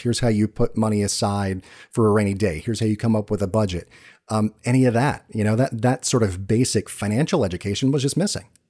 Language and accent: English; Georgia, United States; moved away; I'm from Georgia